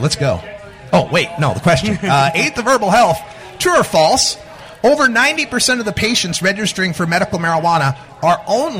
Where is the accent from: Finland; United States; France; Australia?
United States; Portland, Oregon; I'm from Portland, Oregon, where it's probably raining.